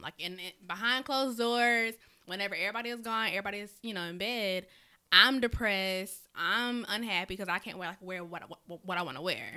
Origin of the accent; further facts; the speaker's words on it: South Carolina, United States; now in Augusta, United States; I am from South Carolina, although I stay over here in Augusta, Georgia, but, you know, I'm still a Carolina girl